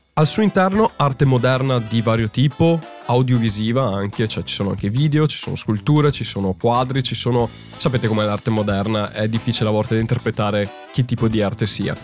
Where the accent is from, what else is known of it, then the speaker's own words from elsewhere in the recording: Italy; now in London, United Kingdom; c'è molta arte molto bella nostra ed è un orgoglio anche vedere la nostra arte italiana lì